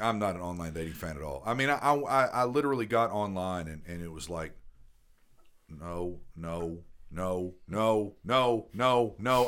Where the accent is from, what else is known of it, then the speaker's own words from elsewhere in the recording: the South, United States; I grew up in the South